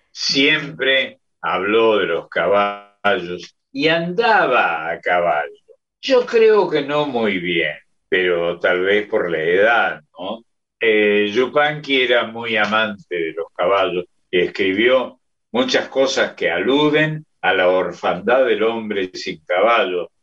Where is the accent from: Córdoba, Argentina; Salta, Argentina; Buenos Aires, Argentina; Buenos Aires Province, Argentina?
Córdoba, Argentina; yo soy de San Vicente, y General Paz Junior es el barrio que continuaba